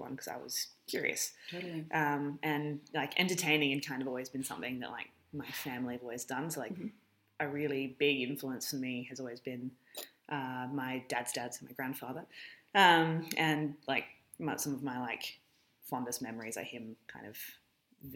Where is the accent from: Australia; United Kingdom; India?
Australia; Alice Springs, Northern Territory; moved away as an adult; having been born and raised in Alice Springs